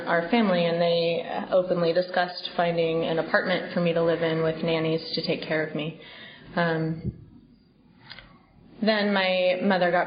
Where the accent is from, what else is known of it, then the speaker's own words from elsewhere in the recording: Bay Area, California, United States; now in New York, United States; I grew up in California, in the Bay Area.